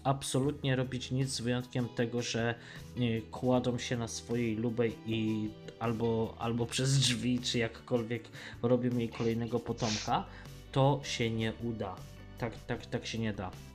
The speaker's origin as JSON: {"language": "Polish", "town": "Tarnów", "region": "Lesser Poland", "country": "Poland", "said": "ja nie jestem Tarnowianinem, ja jestem Mościczaninem. Pochodzę z dzielnicy Tarnowa-Mościce"}